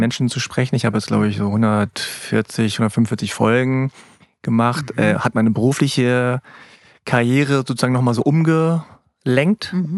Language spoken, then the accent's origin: German; Hanover, Lower Saxony, Germany; ich habe koreanische Wurzeln, meine Eltern kommen aus Korea, ich bin aber in Hannover geboren.